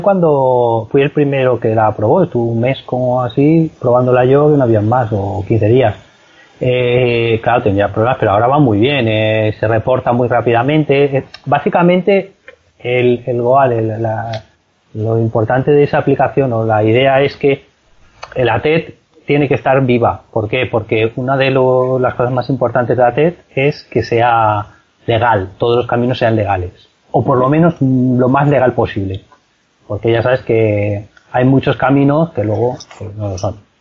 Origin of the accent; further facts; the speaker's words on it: Valencia, Valencian Community, Spain; yo soy de Valencia